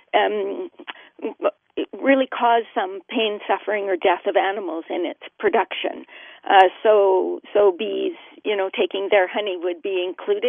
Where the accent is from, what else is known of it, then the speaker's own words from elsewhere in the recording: Canada; I'm Canadian